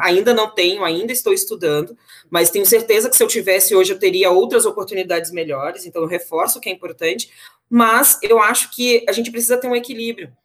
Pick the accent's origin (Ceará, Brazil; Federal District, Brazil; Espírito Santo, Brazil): Federal District, Brazil; Brasília; moved away; nascida e criada em Brasília, capital do Brasil